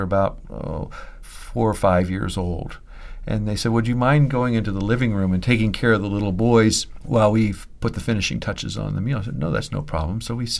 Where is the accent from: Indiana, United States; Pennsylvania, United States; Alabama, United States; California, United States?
Pennsylvania, United States; now in Boston, United States; I'm originally from Pennsylvania, so I said, I'm from Pennsylvania.